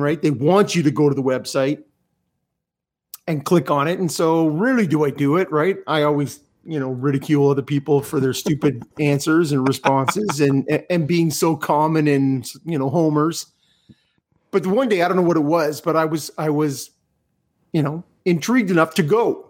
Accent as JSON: {"language": "English", "country": "Canada", "said": "as a Canadian"}